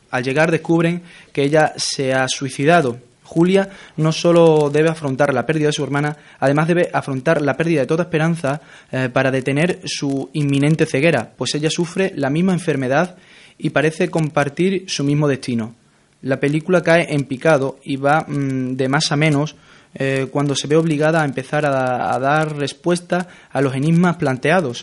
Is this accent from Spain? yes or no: yes; Spain; somos españoles